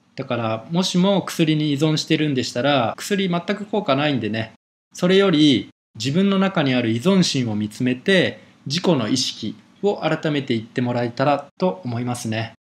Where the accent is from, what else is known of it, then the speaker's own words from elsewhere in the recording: Japan; 日本の生活生まれ育って